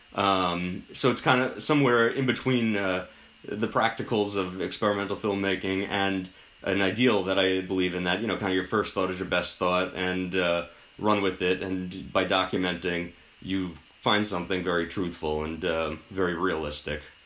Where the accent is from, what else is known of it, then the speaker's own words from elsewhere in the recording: Westchester, New York, United States; I grew up in Westchester